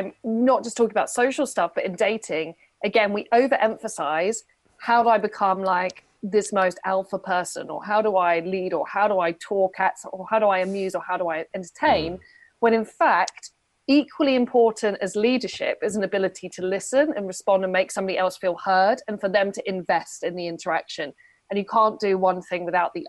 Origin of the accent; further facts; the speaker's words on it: United Kingdom; I'm a British woman